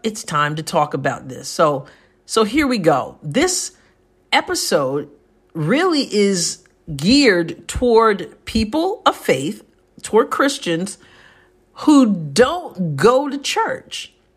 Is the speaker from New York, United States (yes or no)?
yes; New York, United States; moved away as an adult; now in Southeast Missouri, United States; I'm a New Yorker, born and raised.